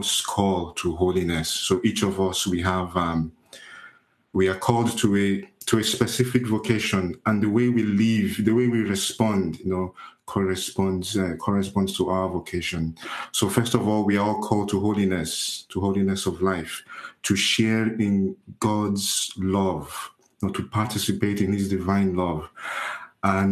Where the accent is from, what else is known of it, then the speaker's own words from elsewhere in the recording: Nigeria; also born or lived in Italy; now in Gosport, United Kingdom; I am from Nigeria.